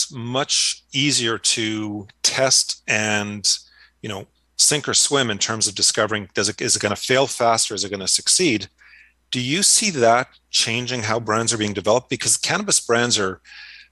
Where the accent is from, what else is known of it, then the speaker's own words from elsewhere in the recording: Montreal, Quebec, Canada; moved away; I grew up in Montreal